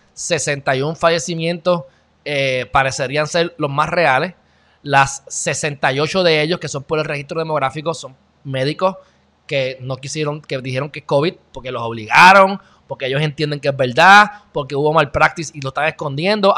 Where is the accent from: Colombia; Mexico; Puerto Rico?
Puerto Rico; un gran puertorriqueño